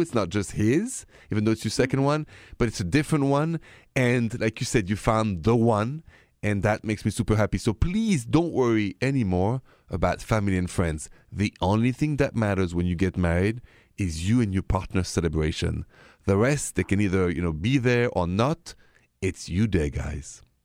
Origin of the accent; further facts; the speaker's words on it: Paris, Île-de-France, France; moved away; I'm from Paris